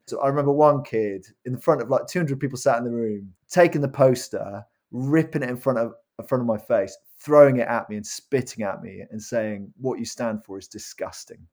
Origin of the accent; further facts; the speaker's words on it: Cardiff, Wales, United Kingdom; also born or lived in Worcester; now in Norwich, United Kingdom; I was brought up in a Christian family in Cardiff, in Wales.